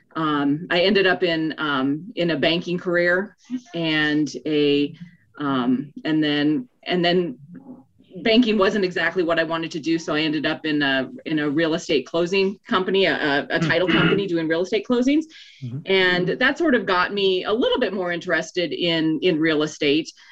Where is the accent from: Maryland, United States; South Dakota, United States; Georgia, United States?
South Dakota, United States; moved away as an adult; also born or lived in Minnesota; now in Colorado, United States; I was born in north dakota grew up in south dakota went to school in minnesota but desired to live in colorado so ended up here